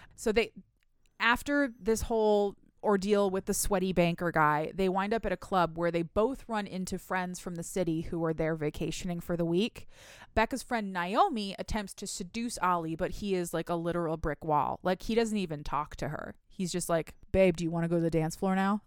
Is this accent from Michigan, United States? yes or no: yes; Michigan, United States; I'm from Michigan. We have lakes